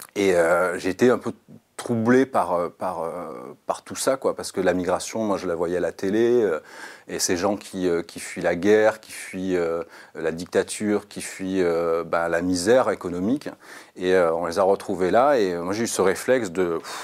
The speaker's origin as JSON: {"language": "French", "country": "France"}